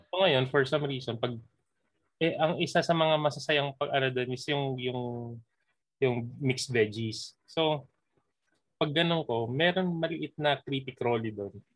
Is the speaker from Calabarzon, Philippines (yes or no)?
no; Manila, Metro Manila, Philippines; born or raised there